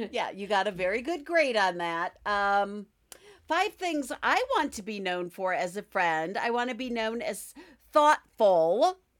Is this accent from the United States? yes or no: yes; Midwest, United States; accent: Midwestern; my Midwestern accent